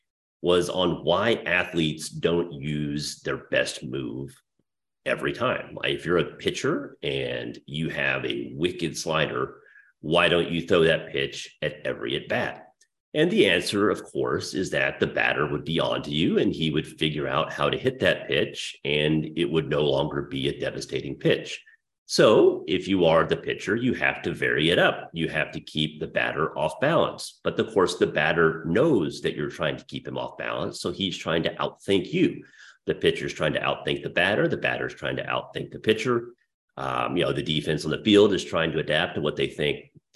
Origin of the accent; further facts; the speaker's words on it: Dallas, Texas, United States; my hometown of Dallas